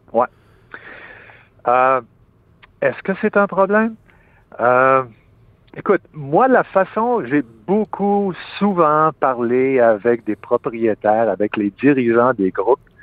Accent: Quebec, Canada; en tant que Québécois, c'est surtout mes collègues du Québec

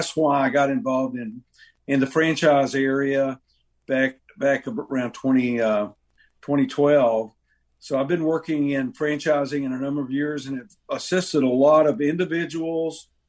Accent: Atlanta, Georgia, United States; I grew up in just outside Atlanta, Georgia.

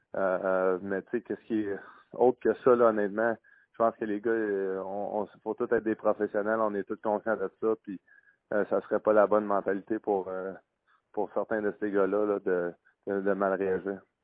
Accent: Quebec, Canada; en tant que Québécois

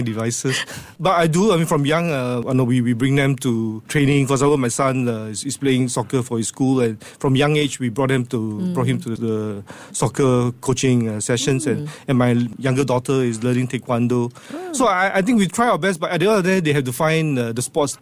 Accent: Singapore; moved away as an adult; also born or lived in France; as a Singaporean

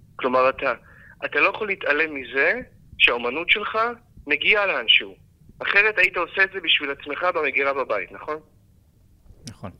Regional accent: Israel; בתור עם ישראל, כי אנחנו עם ישראל

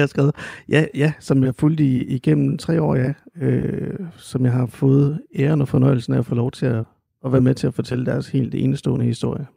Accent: Randers, Central Denmark Region, Denmark; also born or lived in Aarhus; jeg er jo født og opvokset i Randers, dog ikke i, ikke i Vorup, men i Helsted

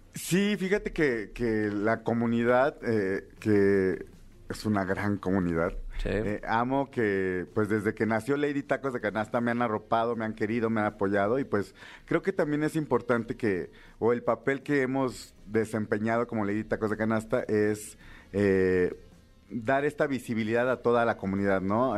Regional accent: Villa de Etla, Oaxaca, Mexico; Soy orgullosamente de la villa de Etla, Oaxaca, cuna del quesillo.

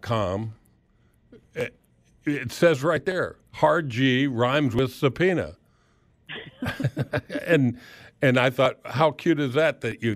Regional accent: South Florida, United States; now in Midwest, United States; I grew up in South Florida

